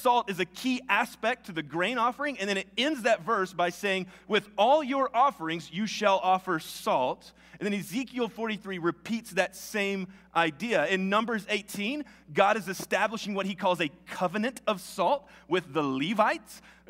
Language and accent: English; the South, United States; accent: Southern; I've worked really hard to lose my southern accent, but it kind of helps for this. It's y'all.